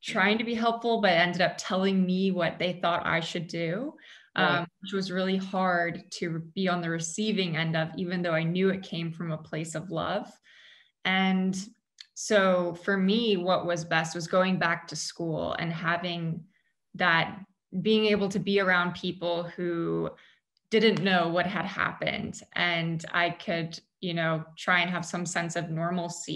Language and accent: English; Bay Area, California, United States; we grew up in the Bay Area right next to Stanford Hospital